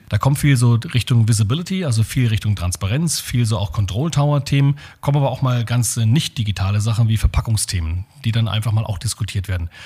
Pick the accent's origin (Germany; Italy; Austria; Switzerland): Germany; als Deutsche